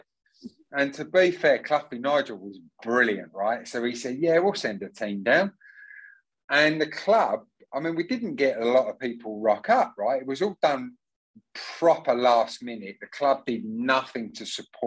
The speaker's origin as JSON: {"language": "English", "town": "Southend-on-Sea", "region": "East of England", "country": "United Kingdom", "tie": "born or raised there", "said": "I'm a Southend boy. I grew up down there"}